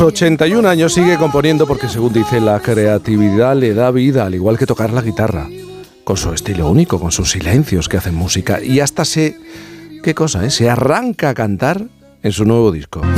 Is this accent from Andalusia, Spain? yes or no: yes; Jerez de la Frontera, Andalusia, Spain